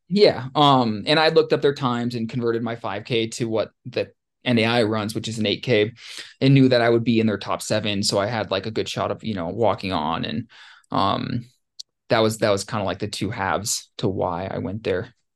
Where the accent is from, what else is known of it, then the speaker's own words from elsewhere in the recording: Ketchikan, Alaska, United States; growing up in Ketchikan and, and Southeast